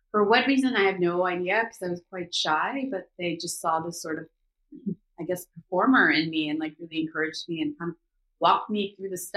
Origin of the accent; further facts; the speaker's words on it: Seoul, South Korea; also born or lived in Los Angeles, United States / New York, United States; now in Atlanta, United States; So, I was born in Korea. I was born in Seoul, the capital. So, I'm like a city girl